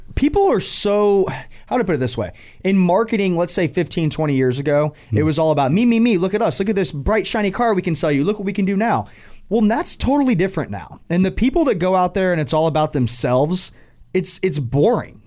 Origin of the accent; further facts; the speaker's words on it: Atlanta, Georgia, United States; moved away as an adult; now in Charlotte, United States; growing up in Atlanta